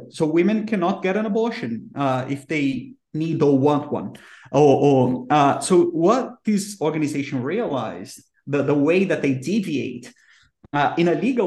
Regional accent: Brazil; English is a second language; I'm from Brazil

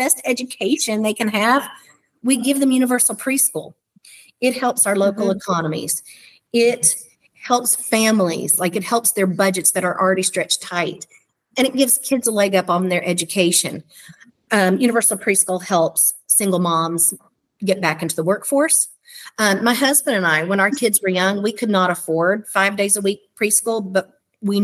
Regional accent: Morehead, Kentucky, United States; I grew up in Moorhead

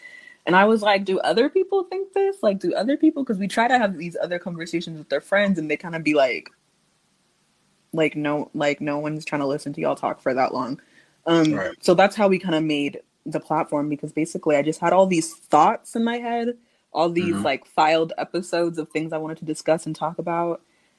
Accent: Phoenix, Arizona, United States; also born or lived in Santa Monica; I was born in Santa Monica, California. {S0} Okay. {S1} Then I moved to Phoenix when I was younger.

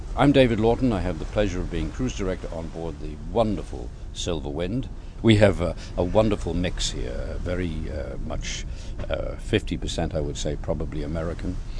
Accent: Lyon, Auvergne-Rhône-Alpes, France; English is a second language; moved away; I'm French. I'm coming from Lyon

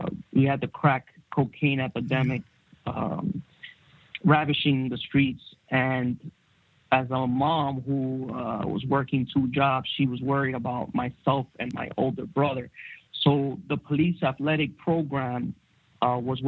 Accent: New York City, New York, United States; moved away as an adult; now in Florida, United States; I grew up in New York City

